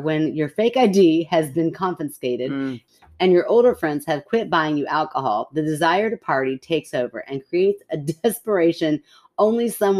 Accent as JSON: {"language": "English", "region": "Washington", "country": "United States", "tie": "born or raised there", "said": "I grew up in Washington State and was a bored 19-year-old always looking for fun."}